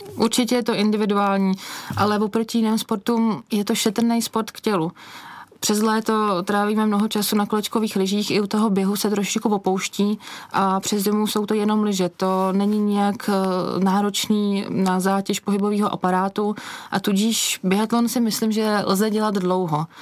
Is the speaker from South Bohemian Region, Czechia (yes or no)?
no; Špindlerův Mlýn, Hradec Králové Region, Czechia; Já jsem vyrůstala ve Špindlu